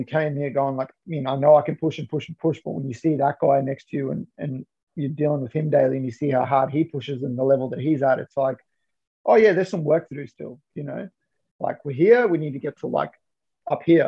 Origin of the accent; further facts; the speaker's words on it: Johannesburg, Gauteng, South Africa; moved away; I'm originally, I was born in Johannesburg in South Africa.